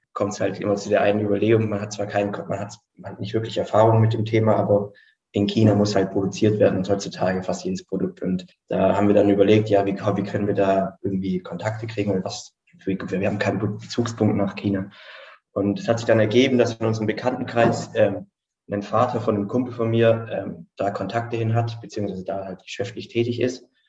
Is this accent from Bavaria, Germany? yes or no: no; Stuttgart, Baden-Württemberg, Germany; Student, ähm, komme aus Stuttgart